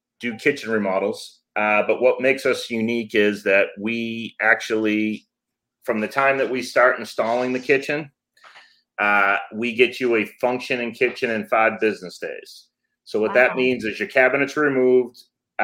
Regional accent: Massachusetts, United States; moved away as an adult; now in Georgia, United States; I am actually from Massachusetts. I live in Georgia now.

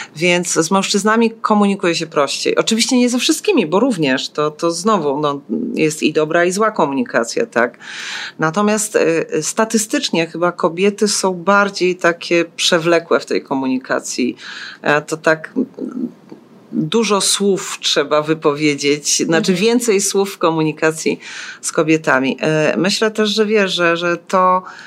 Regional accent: Silesian Voivodeship, Poland; also born or lived in eastern Poland (ancestry); now in Kraków, Poland; Z pochodzenia jestem ze wschodu, z urodzenia ze Śląska, a tylko z wyboru Krakus.

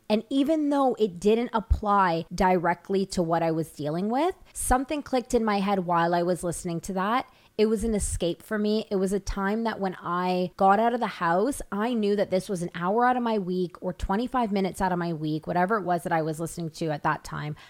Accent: Toronto, Ontario, Canada; moved away as an adult; now in Los Angeles, United States; I'm from Toronto, Canada

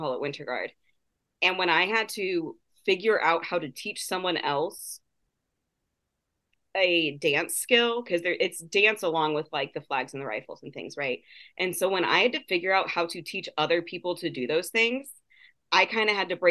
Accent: Indianapolis, Indiana, United States; now in Austin, United States; I was born and raised in Indianapolis, Indiana. I now live in Austin, Texas.

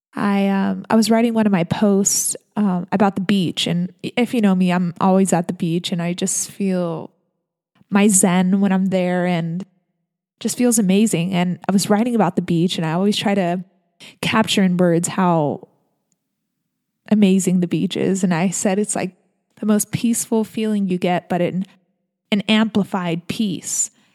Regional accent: San Diego, California, United States; I'm born and raised in San Diego, California.

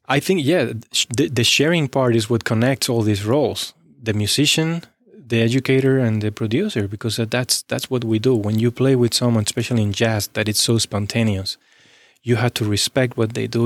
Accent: Spain; moved away as an adult; also born or lived in Texas; now in Cincinnati, United States; I left my hometown when I was eighteen

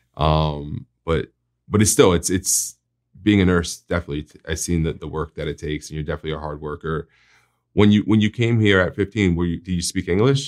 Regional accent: New Jersey, United States; moved away as an adult; now in Florida, United States; I'm, I'm from New Jersey, so I used to live in North Jersey, and when we went to the beach, we would call it, we're going to the shore

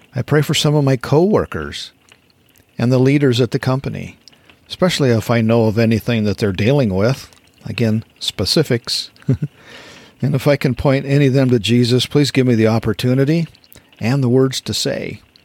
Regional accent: Wyoming, United States; growing up in Wyoming

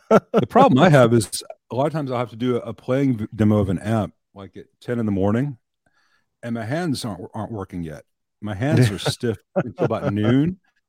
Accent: Jonesboro, Arkansas, United States; accent: Southern; That is because I'm not from Tennessee. I'm from Jonesboro, Arkansas. Very different. From Jonesboro, Arkansas. Now, I grew up doing theater.

